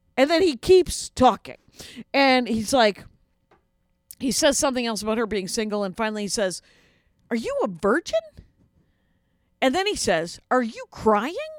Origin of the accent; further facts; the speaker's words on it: South Milwaukee, Wisconsin, United States; moved away as an adult; now in Minneapolis, United States; I grew up outside of Milwaukee in Wisconsin in a little factory town called South Milwaukee.